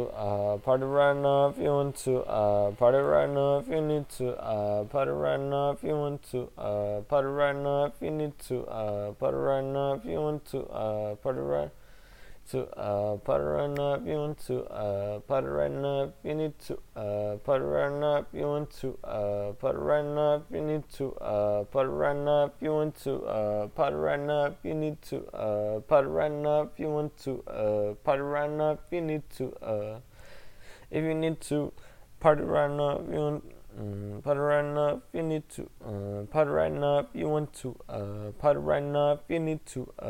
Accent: St. Louis, Missouri, United States; I'm from St. Louis. My mother's from Cali, got that Western influence.

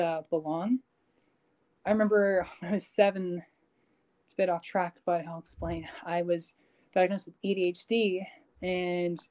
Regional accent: Canada; I'm Canadian

